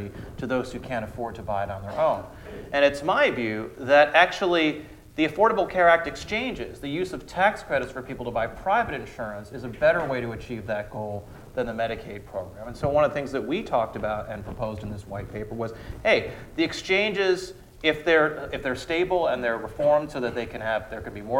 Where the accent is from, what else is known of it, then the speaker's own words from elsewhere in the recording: Austin, Texas, United States; here in my hometown of Austin